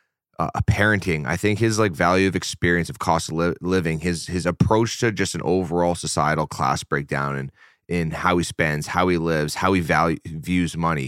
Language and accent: English; Canada; I grew up in Canada. We had YTV. We didn't have Nickelodeon